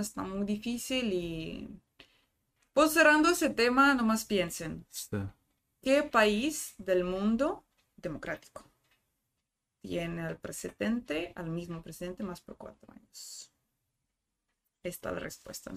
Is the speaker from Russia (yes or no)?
yes; Rostov-on-Don, Rostov Oblast, Russia; Spanish is a second language; moved away as an adult; also born or lived in Cancún, Mexico / Spain; now in Tijuana, Mexico; Yo soy de la capital del sur, pero sur administrativo. Mi ciudad nativa se llama Rostov del Don.